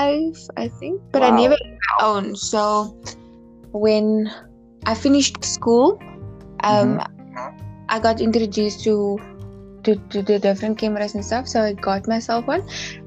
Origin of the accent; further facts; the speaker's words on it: Namakwa district, Northern Cape, South Africa; I'm from the Northern Cape. The district is Namakwa.